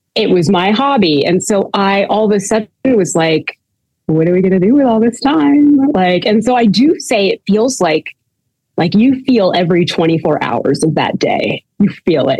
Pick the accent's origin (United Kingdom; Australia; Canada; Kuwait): Canada; now in United States; I'm Canadian, and um, I was born in Canada